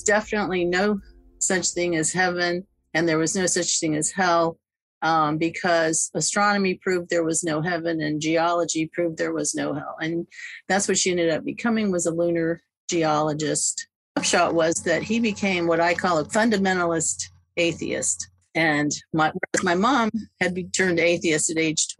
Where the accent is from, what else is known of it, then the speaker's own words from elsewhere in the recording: Silver Spring, Maryland, United States; I'm from Silver Spring, Maryland, which is a suburb of Washington, D.C.